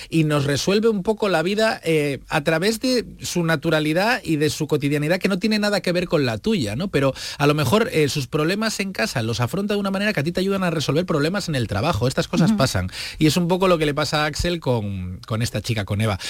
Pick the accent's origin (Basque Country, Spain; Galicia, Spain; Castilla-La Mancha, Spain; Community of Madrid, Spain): Galicia, Spain; Vigo; Yo soy de Vigo, yo nací allí, crecí allí y conozco bien las raíces de Galicia